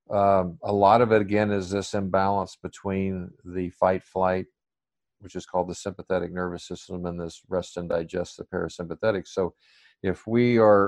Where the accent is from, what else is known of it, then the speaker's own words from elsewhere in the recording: Arkansas, United States; I still speak pretty slow, but I blame that because I grew up in Arkansas